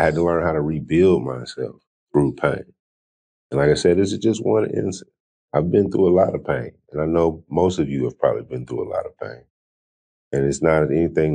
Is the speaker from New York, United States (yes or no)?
no; California, United States; I'm born and raised in California